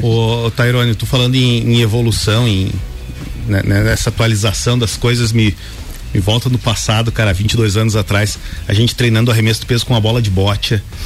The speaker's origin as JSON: {"language": "Portuguese", "town": "Otacílio Costa", "region": "Santa Catarina", "country": "Brazil", "said": "Sou de Otacílio Costa"}